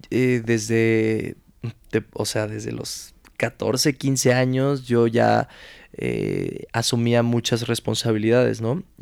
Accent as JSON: {"language": "Spanish", "region": "Mexico City", "country": "Mexico", "tie": "born or raised there", "also_born_or_lived": "Culiacán, Sinaloa"}